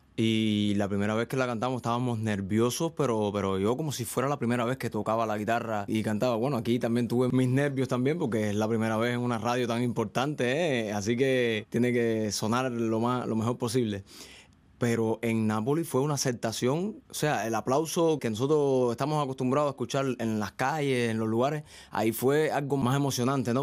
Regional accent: Venezuela, Ciego de Ávila, Cuba; moved away as an adult; now in Spain; yo soy de Venezuela, Cuba. Hay un pueblecito en Cuba que se llama Venezuela, en la provincia de Ciego de Ávila

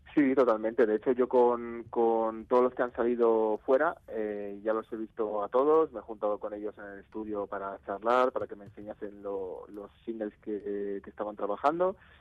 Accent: Navarre, Spain; en Pamplona, que yo soy de Navarra

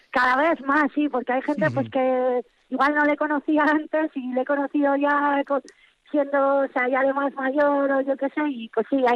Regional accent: Andalusia, Spain; now in Basque Country, Spain; Que con este proyecto llevamos como, eh, pues igual 15 años así, desde que yo me vine de Andalucía, ya empezamos con este proyecto

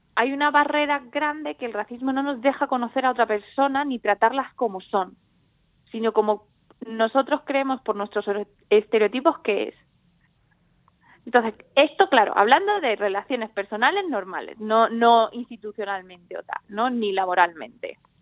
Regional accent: Andalusia, Spain; obviamente nacido aquí, llevo aquí toda mi vida

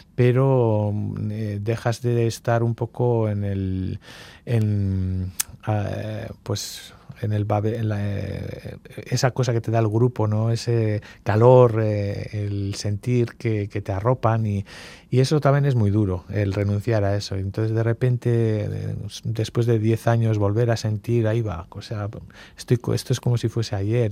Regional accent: Mungia, Basque Country, Spain; also born or lived in Bilbao, Spain / Gibaja, Spain; Soy tomatero, eh, pero bueno, pues, eh, crecí en Munguía

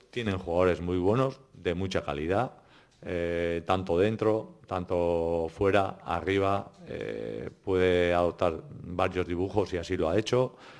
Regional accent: Orio, Basque Country, Spain; Soy de Orio

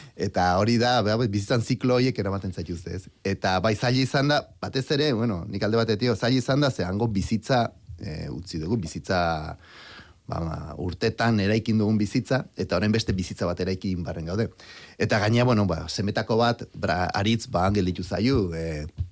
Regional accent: Basque Country, Spain; moved away as an adult; also born or lived in Brazil; ni euskaldune naiz e, eta aukeraz e, ba brasildarra naiz

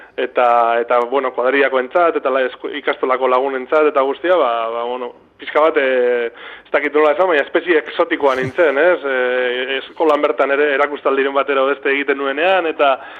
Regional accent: Bilbao, Basque Country, Spain; now in Dima, Spain; ni bilbotarra naiz, e, bilbon egin dute bizitza gehiena, naiz eta orain diman bizi zen

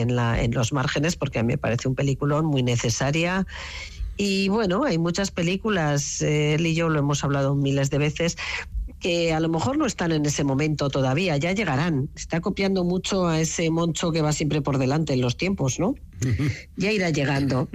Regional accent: Navarre, Spain; moved away

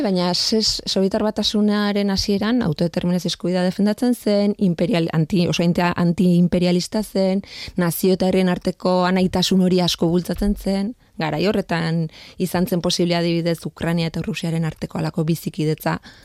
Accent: Leitza, Navarre, Spain; ni leitzakoa naiz

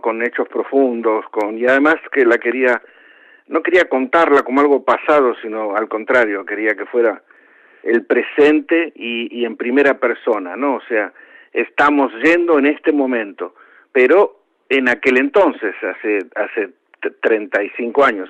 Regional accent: Argentina; moved away as an adult; Yo, aún siendo argentino

